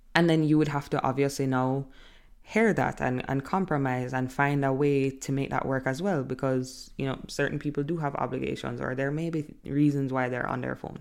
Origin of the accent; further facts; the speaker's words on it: Jamaica; I'm from Jamaica